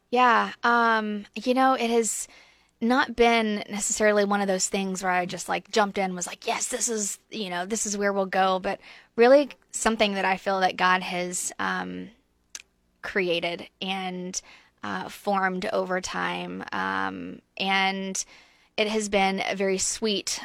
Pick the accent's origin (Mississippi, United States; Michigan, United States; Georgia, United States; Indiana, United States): Georgia, United States; Brunswick; moved away as an adult; also born or lived in Statesboro, Georgia / North Africa; I'm originally from South Georgia. We're about an hour south of Savannah, um, Brunswick, Saint Simon's Island area.